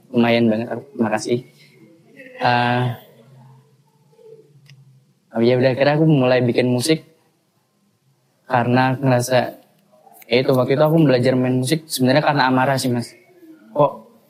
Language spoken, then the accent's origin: Indonesian; Bali, Indonesia; moved away as an adult; also born or lived in Yogyakarta; sekolah di Bali mas aku di oh, Bali iya, sampai, sampai SMA di Bali iya kuliahnya di Jogja MMTC